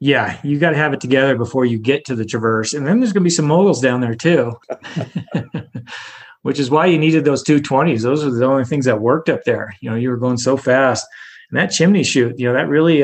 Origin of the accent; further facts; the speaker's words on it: Montana City, Montana, United States; moved away; also born or lived in Squaw Valley, California; I'm from Montana City, which is south of Helena you know, not not too far from Helena, but I'm from Montana City, Montana. Um, very very rural area. I went to a two room school